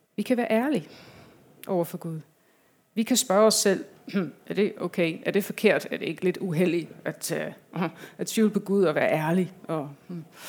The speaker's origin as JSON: {"language": "Danish", "region": "England", "country": "United Kingdom", "second_language": "Danish", "moved": "yes", "lives_now": "Denmark", "said": "Jeg kommer fra øh, England. Jeg har lidt en accent."}